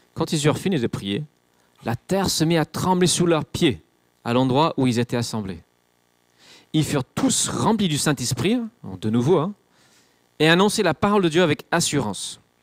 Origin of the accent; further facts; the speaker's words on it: England, United Kingdom; moved away; je suis anglais, c'est pas ma culture